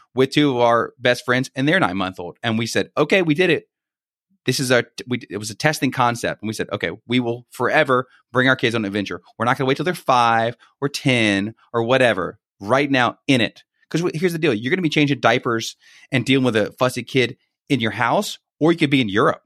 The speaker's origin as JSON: {"language": "English", "town": "Baton Rouge", "region": "Louisiana", "country": "United States", "tie": "born or raised there", "moved": "as an adult", "lives_now": "Greenville, United States", "said": "born and raised in Baton Rouge"}